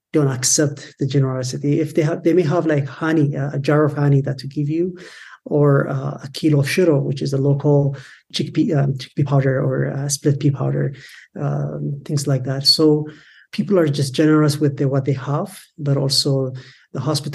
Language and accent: English; Addis Ababa, Ethiopia; I grew up in Addis, which is the capital of Ethiopia